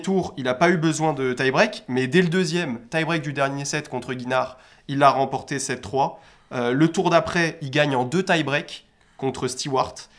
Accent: France; en tant que Français

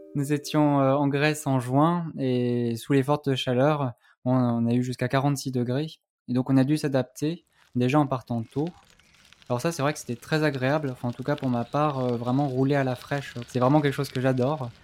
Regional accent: Annecy, Auvergne-Rhône-Alpes, France; moved away as an adult; also born or lived in Toulouse; je suis originaire de Haute-Savoie, d'Annecy plus précisément

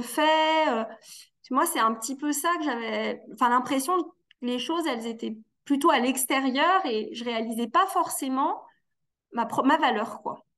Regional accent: Annecy, Auvergne-Rhône-Alpes, France; now in Valence, France; je suis née euh, dans une fratrie de quatre enfants, donc à Annecy, en Haute-Savoie

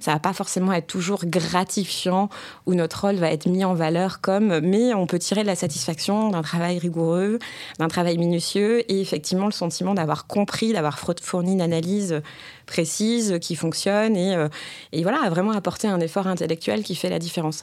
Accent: Bordeaux, Nouvelle-Aquitaine, France; Je suis originaire de Bordeaux, j'en suis assez fière. Donc je dis rose, poche et chocolatine.

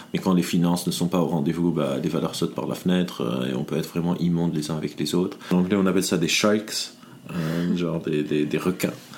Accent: Lebanon; now in France; je viens du Liban, donc toute ma vie, euh, on appelle le Liban un pays sous-développé. Je suis arrivé mhm. dans le monde développé, genre la France

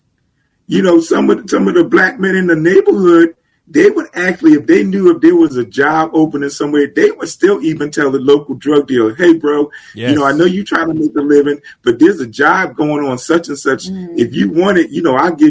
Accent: Germantown, United States; growing up in Germantown, we had the local drug dealers and stuff

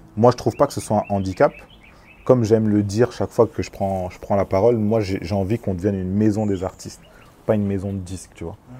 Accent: France; Je suis né en France, mais, mais j'ai toujours été proche de, de, mon pays, de ma culture euh, congolaise

